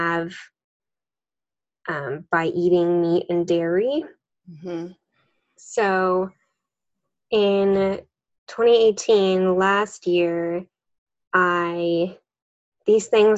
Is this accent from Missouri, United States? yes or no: no; Las Vegas, Nevada, United States; also born or lived in Henderson, Nevada; I'm born and raised in Las Vegas